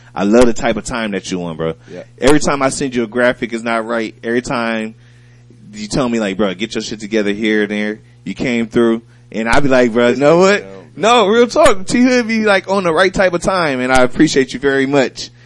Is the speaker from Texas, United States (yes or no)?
no; Toledo, Ohio, United States; I'm from Toledo, Ohio, right? We grew up near, near the Detroit Lions